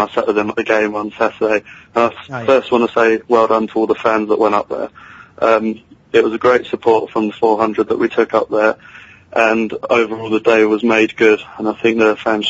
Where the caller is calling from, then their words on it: Redhill, South East England, United Kingdom; from Redhill.